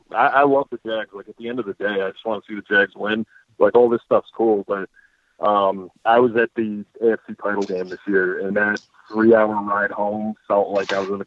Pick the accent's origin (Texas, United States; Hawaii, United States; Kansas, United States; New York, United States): New York, United States; Albany; growing up in Albany, we're kind of right in a melting pot of Giants, Jets, and Bills. We're 3 hours from MetLife, and we're 4 hours from Buffalo.